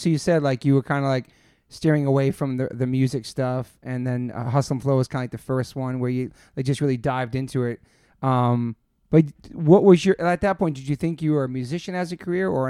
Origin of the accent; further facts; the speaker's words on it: East Coast, United States; also born or lived in New York; now in California, United States; I grew up on the East Coast